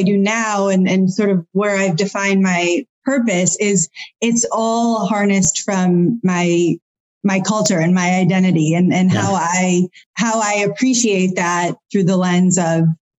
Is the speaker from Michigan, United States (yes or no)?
yes; Michigan, United States; moved away; I'm not just from the Midwest. I also have this Indian culture.